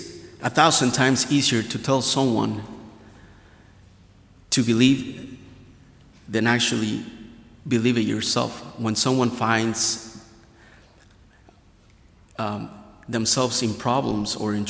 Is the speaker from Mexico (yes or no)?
yes; Hidalgo, Mexico; now in Goshen, United States; I was born and raised in Mexico, the state of Hidalgo, really close to Mexico City